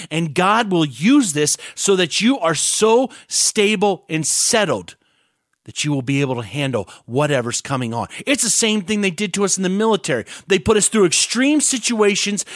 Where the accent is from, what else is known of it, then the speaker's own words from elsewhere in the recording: United States; I love being American